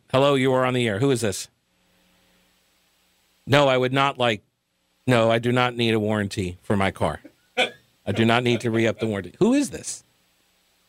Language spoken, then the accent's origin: English; New York, United States; now in Charlotte, United States; I was originally from New York as well.